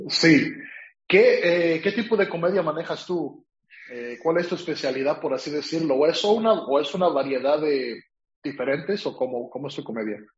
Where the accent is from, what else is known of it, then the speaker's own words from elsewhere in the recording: Mexico; now in California, United States; yo soy de California, o sea, vivo en California, pero soy de México